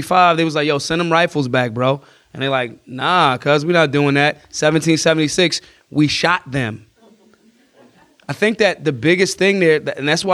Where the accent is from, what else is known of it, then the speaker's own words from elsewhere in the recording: Philadelphia, Pennsylvania, United States; I'm from Philly